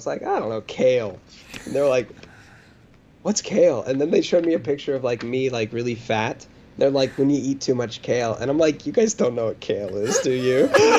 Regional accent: Ohio, United States; But that's not the one who reminded me from I'm from Ohio.

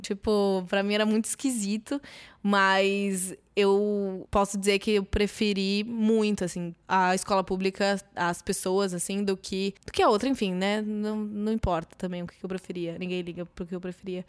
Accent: Catanduva, São Paulo, Brazil; now in São Paulo, Brazil; eu nasci em Catanduva, São Paulo, interior de São Paulo

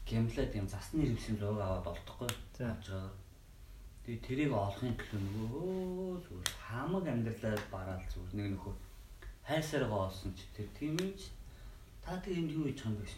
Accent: Mongolia; би Монгол хүн бэртэж байгаагүй

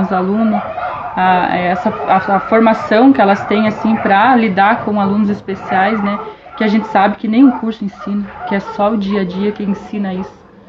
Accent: Dourados, Mato Grosso do Sul, Brazil; moved away; Em 89, quando nós viemos embora do Mato Grosso do Sul. Nós somos naturais do, de Dourados, do Mato Grosso do Sul

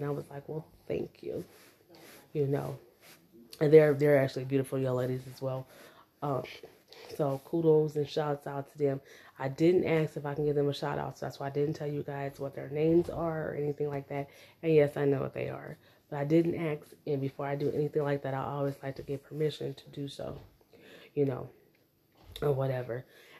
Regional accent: United States; born there; But I was born in the United States.

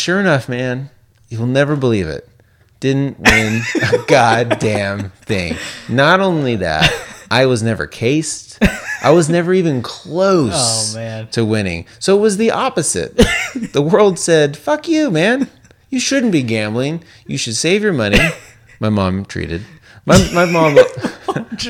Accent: Las Vegas, Nevada, United States; moved away; growing up in Las Vegas

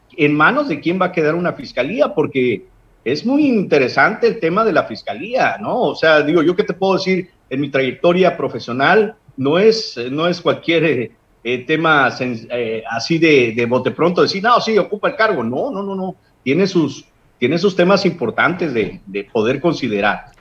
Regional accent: Guerrero, Mexico; En nuestro pueblo de Guerrero ya, digo, te lo digo como ciudadano

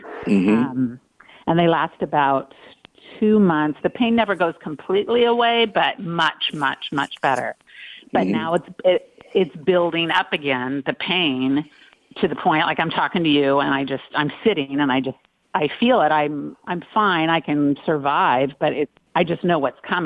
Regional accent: Long Beach, California, United States; I grew up in Long Beach with three older brothers and lots of sports

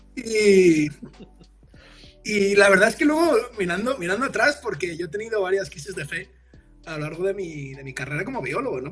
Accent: Madrid, Community of Madrid, Spain; moved away; Yo soy del barrio del Pilar, ¿no? Del. Al norte, los que conozcáis Madrid

